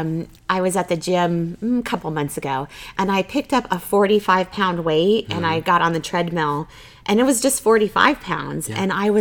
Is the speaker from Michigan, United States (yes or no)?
no; Arizona, United States; now in Boise, United States; I'm originally from Arizona where it is, you know, 365 hot.